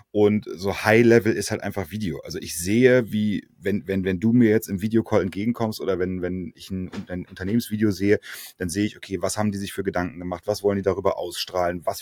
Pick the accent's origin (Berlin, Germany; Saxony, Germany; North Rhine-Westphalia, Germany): Berlin, Germany; Ja, geboren und aufgewachsen in Berlin, die ersten 20 Jahre meines Lebens.